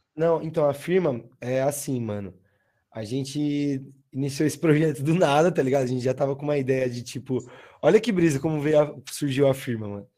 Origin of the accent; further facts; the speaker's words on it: Osasco, São Paulo, Brazil; now in Osasco, Brazil; eu nasci ali, mano, tá ligado? Tipo, tem o, onde perto do céu ali, onde tem um, um pico de skate